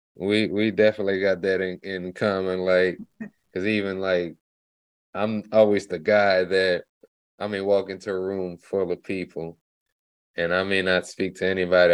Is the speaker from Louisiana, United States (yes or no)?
yes; Lafayette, Louisiana, United States; now in Dallas, United States; I'm originally like from Lafayette, Louisiana, but I've been in Dallas since 2004